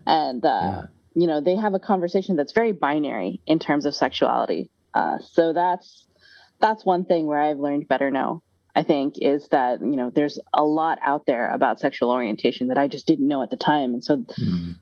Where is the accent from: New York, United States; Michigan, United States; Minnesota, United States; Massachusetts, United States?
New York, United States; Syracuse; I was born here in Syracuse, at Syracuse, like just outside of Syracuse University